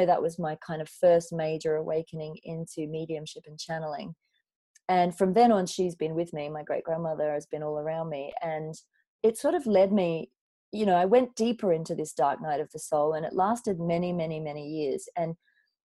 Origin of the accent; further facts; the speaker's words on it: Coffs Harbour, New South Wales, Australia; moved away as an adult; also born or lived in London; I grew up in a beautiful town called Coffs Harbour on the east coast of Australia.